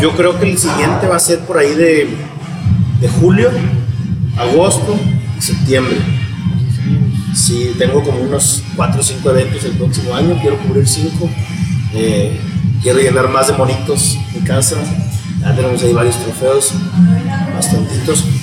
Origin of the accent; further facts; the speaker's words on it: Saltillo, Coahuila, Mexico; soy aquí originario de Saltillo